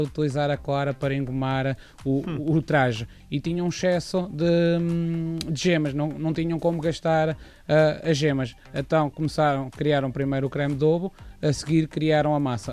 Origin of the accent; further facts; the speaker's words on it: Montemor-o-Velho, Centro, Portugal; eu sou de Monte Mor Velho